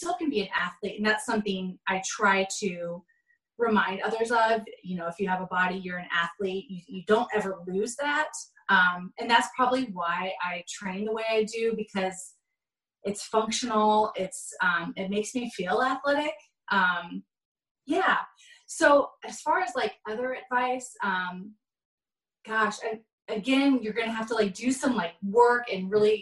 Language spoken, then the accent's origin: English; Omaha, Nebraska, United States; moved away; my hometown, Omaha, Nebraska